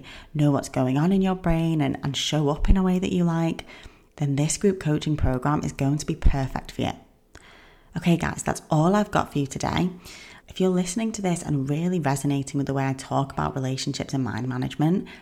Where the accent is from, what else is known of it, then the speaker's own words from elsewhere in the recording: England, United Kingdom; I'm from England